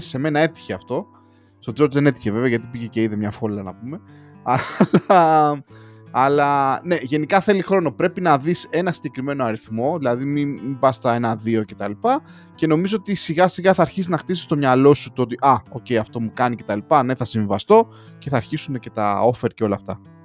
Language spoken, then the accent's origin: Greek; Greece; now in London, United Kingdom; όπως κάθε Έλληνα ε, του εξωτερικού, ε, πήγα και εγώ λοιπόν και εγώ να τιμήσω τη, την πατρίδα μου